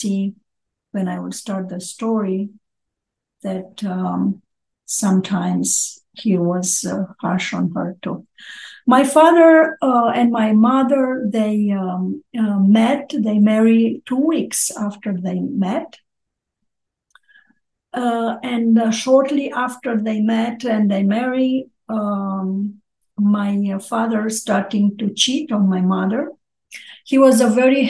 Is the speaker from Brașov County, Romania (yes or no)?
no; Ploiești, Prahova, Romania; also born or lived in Bucharest; I'm Romanian. I was born Orthodox. Was born in Ploiești, close to Bucharest, and I study university in Bucharest.